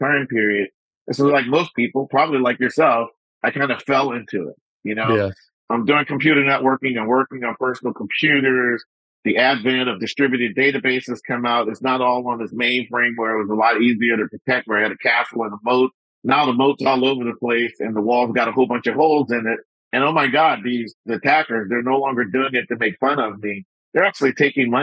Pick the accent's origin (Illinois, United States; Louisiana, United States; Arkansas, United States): Louisiana, United States; New Orleans; I'm originally from New Orleans, son of a Baptist minister. And so my musical background actually started in church.